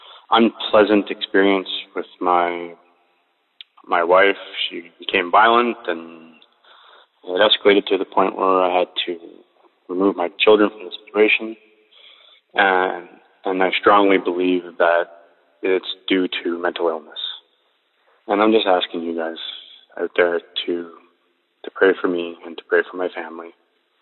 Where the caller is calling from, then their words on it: Edmonton, Alberta, Canada; I'm calling from Edmonton, Canada